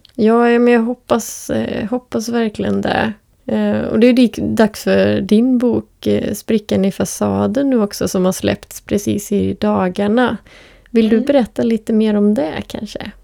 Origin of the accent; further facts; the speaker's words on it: Borås, Västra Götaland, Sweden; now in Västerås, Sweden; jag är uppvuxen utanför Borås